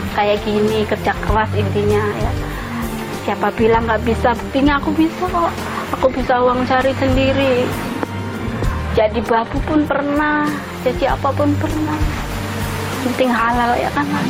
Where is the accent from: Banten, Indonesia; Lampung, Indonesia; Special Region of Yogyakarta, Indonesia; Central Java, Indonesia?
Central Java, Indonesia; Pekalongan; moved away; umur saya 28 tahun asal dari Pekalongan Jawa Tengah